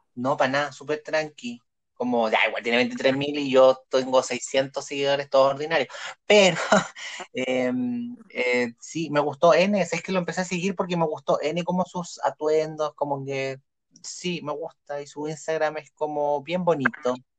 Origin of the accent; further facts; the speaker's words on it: Coyhaique, Aysén, Chile; yo nací en Coyhaique